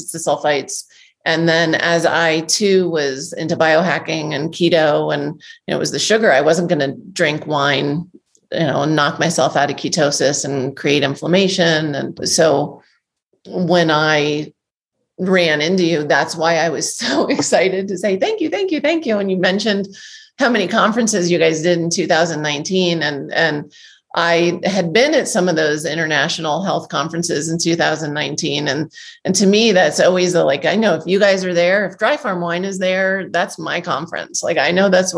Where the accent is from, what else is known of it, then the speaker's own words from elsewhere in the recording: Northeast, United States; I grew up in the Northeast in the restaurant business